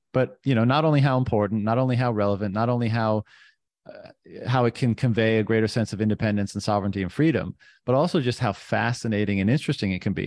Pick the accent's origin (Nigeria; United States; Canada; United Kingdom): Canada; I'm, I'm from Canada